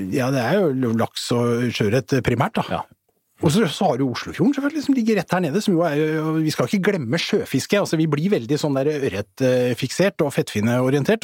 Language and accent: Norwegian; Asker, Akershus, Norway; både jeg og … faktisk er vokst opp i, i Asker